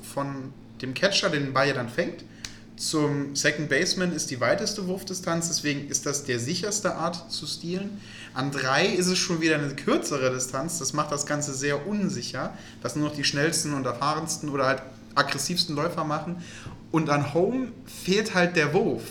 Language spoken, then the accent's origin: German; Germany; als Deutscher